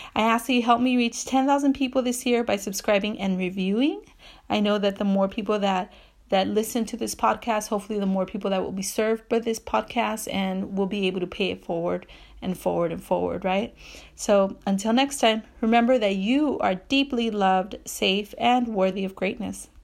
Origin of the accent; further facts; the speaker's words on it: Bell, California, United States; So I grew up in Southeast L A, and I grew up in the city of Bell for part of my life